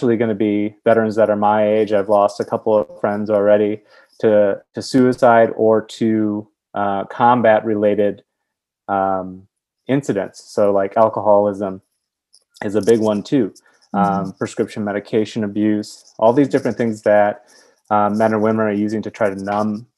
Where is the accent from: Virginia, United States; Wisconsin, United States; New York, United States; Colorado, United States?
Wisconsin, United States; Milwaukee; I'm from Milwaukee, Wisconsin